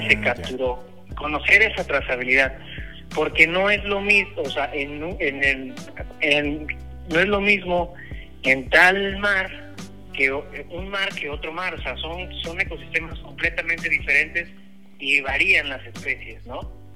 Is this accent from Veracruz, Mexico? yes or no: yes; Veracruz, Mexico; yo nací en Veracruz, yo soy de Veracruz.